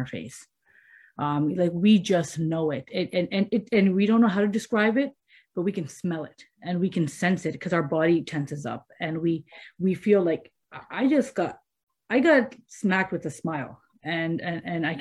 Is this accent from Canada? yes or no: yes; Canada; I'm from Canada